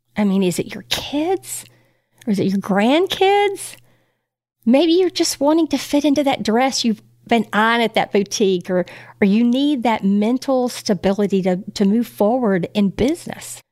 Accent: Texas, United States; as a Texan, there's not too many people walking around eating just plants in this cattle country.

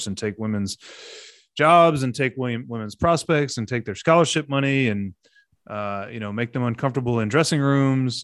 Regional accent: near Corpus Christi, Texas, United States; the area I grew up in down near Corpus

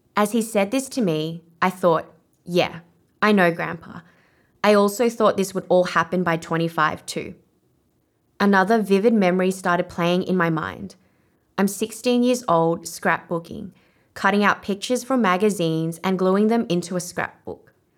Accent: Australia; accent: Australian; first language Vietnamese; I was one of the only Asian Australians at my school, and my family would make fun of my Australian accent

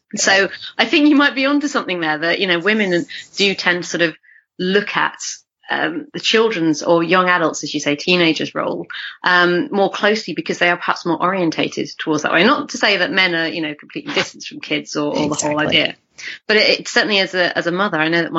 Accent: Yorkshire Dales, Yorkshire and the Humber, United Kingdom; moved away; my hometown in the Yorkshire Dales

